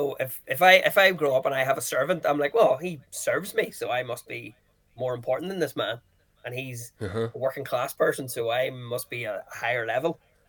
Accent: Wales, United Kingdom; And then I found out that I'm supposed to be lesser because I'm from Wales.

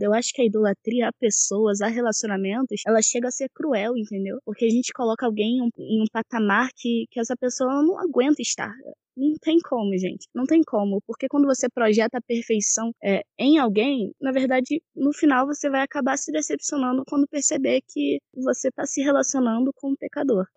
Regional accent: Teresópolis, Rio de Janeiro, Brazil; sou de Teresópolis, Rio de Janeiro

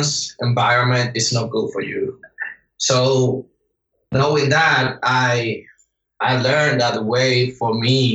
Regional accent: Dominican Republic; I'm from Dominican Republic

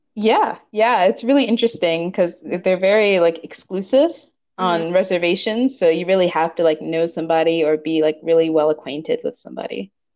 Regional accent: Pittsburgh, Pennsylvania, United States; now in Los Angeles, United States; I'm originally from Pittsburgh, Pennsylvania

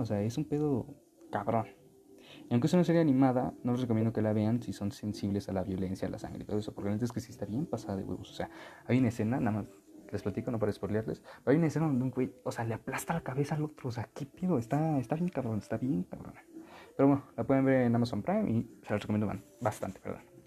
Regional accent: Texcoco, State of Mexico, Mexico; originaria de aquí en mi pueblo, de Texcoco

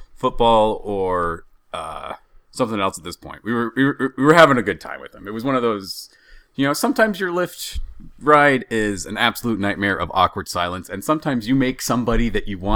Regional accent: Seattle, Washington, United States; We're from Seattle.

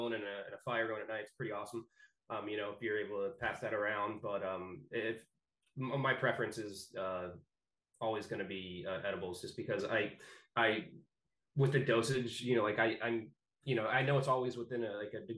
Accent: Texas, United States; moved away as an adult; now in Maine, United States; I grew up in Texas

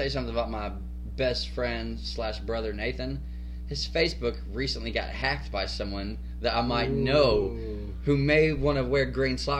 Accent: the South, United States; because I'm from the South and I don't forget where I'm from.

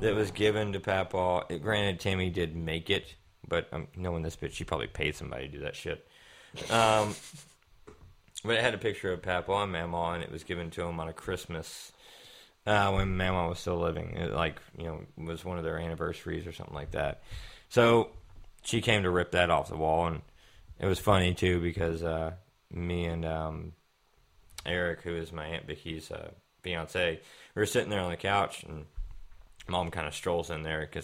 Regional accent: Kentucky, United States; moved away; I was raised in Kentucky and not down here

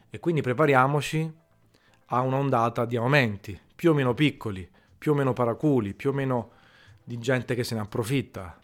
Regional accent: Naples, Campania, Italy; sono napoletano e io, mica, penso che tutti, siccome sono napoletano, è orgoglioso di esserlo, adoro la mia città

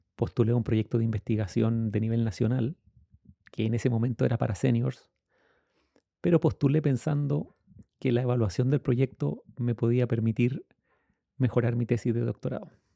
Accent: Temuco, Araucanía, Chile; Yo soy chileno

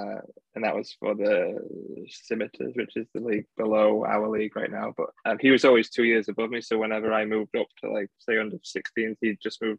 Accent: Doncaster, Yorkshire and the Humber, United Kingdom; Yeah, it's like 20 minutes away from Sheffield, really.

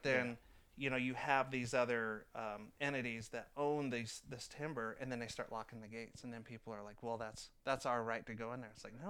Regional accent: San Francisco Bay Area, California, United States; moved away as an adult; now in Oregon, United States; I grew up in San Francisco Bay Area.

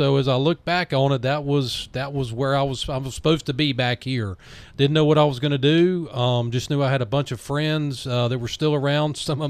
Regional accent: Fayetteville, North Carolina, United States; Born and bred, Kafer Valley Hospital, E.E. Smith graduate.

